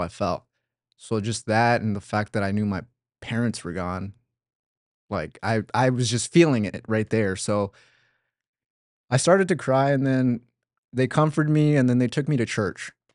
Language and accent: English; Oaxaca, Mexico; now in United States; I was born in Oaxaca, Mexico. Um, it's south